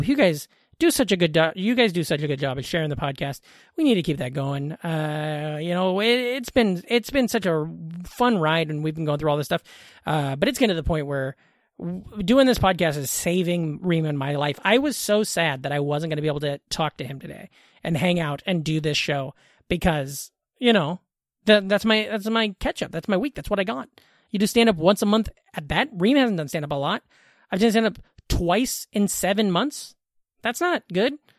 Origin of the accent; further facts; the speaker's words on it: Glenwood, Iowa, United States; also born or lived in Council Bluffs, Iowa; I grew up in Iowa in a small town in Southwest Iowa. We're right over the river from Omaha